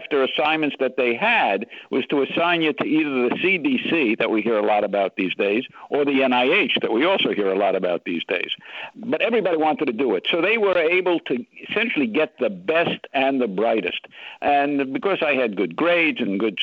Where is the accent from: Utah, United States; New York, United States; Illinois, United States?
New York, United States; New York City; as a little boy growing up in Bronx, New York City